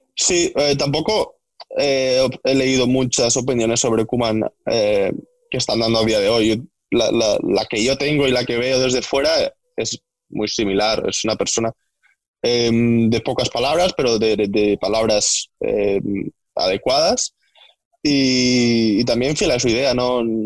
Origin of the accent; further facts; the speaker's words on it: Ulldecona, Catalonia, Spain; moved away as an adult; now in England; soy de un pueblo que se llama Videcona, que está muy lejos, está a una hora de Reus